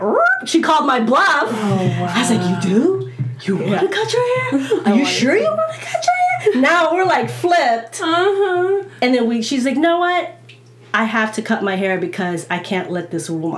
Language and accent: English; coastal California and New Jersey, United States; also born or lived in Philippines; even though I'm from the Philippines, I grew up by coastal California and New Jersey